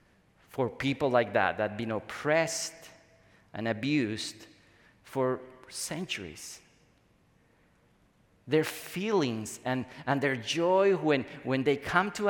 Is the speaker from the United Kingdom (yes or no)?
no; Bolivia; now in United States; in my home country, the place where I come from, Bolivia